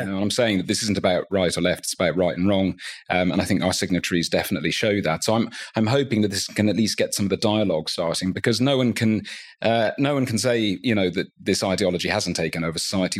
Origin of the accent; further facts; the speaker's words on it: Dublin, Leinster, Ireland; I grew up in Dublin.